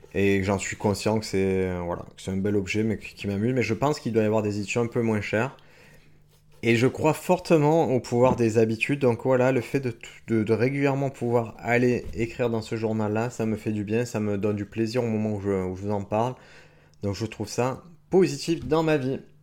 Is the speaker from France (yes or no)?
yes; France; en tant que Français avec mon kimono